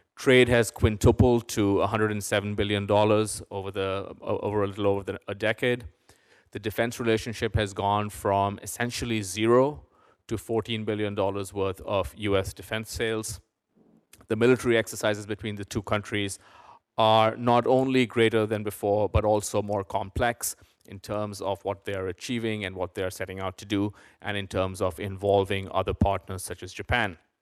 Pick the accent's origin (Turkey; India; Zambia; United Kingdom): India; now in United States; I grew up in India